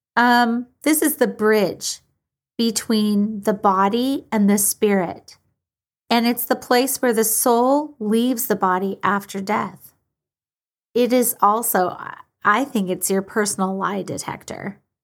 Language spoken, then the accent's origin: English; Washington, United States; my home state of Washington